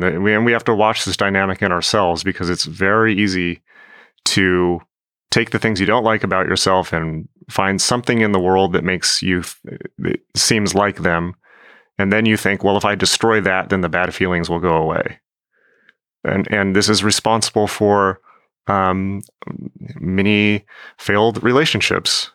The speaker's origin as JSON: {"language": "English", "town": "San Diego", "region": "California", "country": "United States", "tie": "born or raised there", "said": "I grew up in San Diego"}